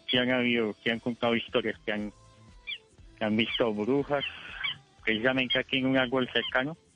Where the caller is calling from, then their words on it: Bogotá, Colombia; Eh, los llamas de aquí, de Bogotá, de la localidad es Suba.